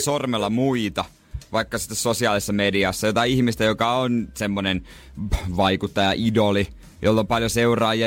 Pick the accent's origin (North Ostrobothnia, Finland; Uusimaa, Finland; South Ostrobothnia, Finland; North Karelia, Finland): South Ostrobothnia, Finland; Seinäjoki; now in Helsinki, Finland; Mä oon Seinäjoelta.